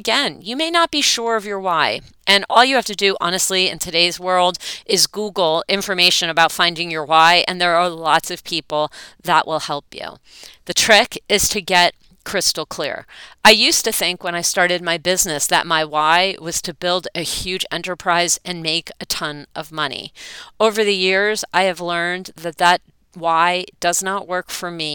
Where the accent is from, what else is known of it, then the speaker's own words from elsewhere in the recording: East Brunswick, New Jersey, United States; growing up in East Brunswick, New Jersey, with parents who were raised in New York City